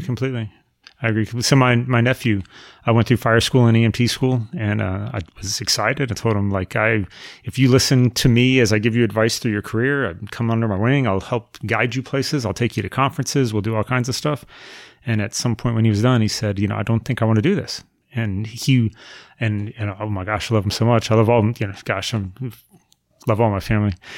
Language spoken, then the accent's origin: English; Melrose, Florida, United States; also born or lived in Jacksonville, Florida / Middleburg, Florida; We moved to my house in Melrose when I was, uh, in middle school, and I've lived at the same house ever since